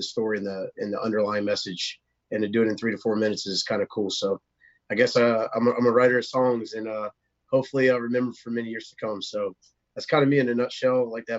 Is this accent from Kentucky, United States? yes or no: no; North Florida, United States; now in Nashville, United States; I'm a songwriter from North Florida, and I live in Nashville, also halftime outside of Germantown.